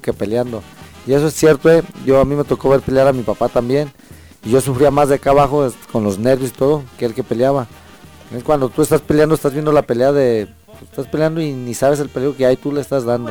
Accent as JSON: {"language": "Spanish", "country": "Mexico", "said": "los mexicanos somos guerreros"}